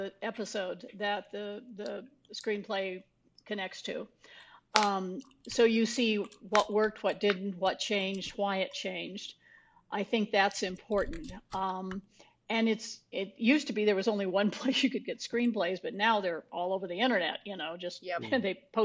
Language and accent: English; New Mexico, United States; I grew up in New Mexico